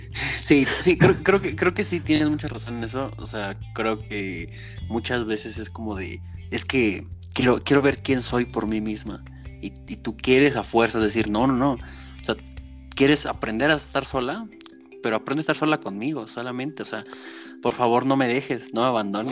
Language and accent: Spanish; Mexico; yo soy mexicano